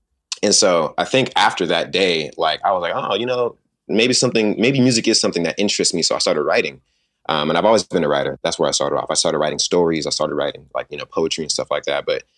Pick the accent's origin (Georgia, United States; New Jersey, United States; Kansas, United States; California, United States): California, United States; Sacramento; also born or lived in San Jose / New York; Sacramento, California. Yes, sir. I was born in San Jose, California. I actually lived in New York the first 10 years of my life as well.